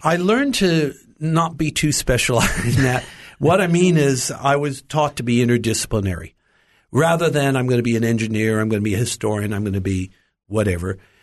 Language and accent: English; Los Angeles, California, United States; I was born in the United States, in Los Angeles